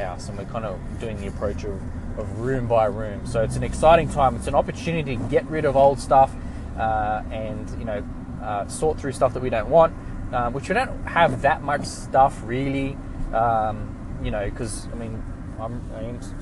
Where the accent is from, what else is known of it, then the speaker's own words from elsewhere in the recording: Australia; we're Australian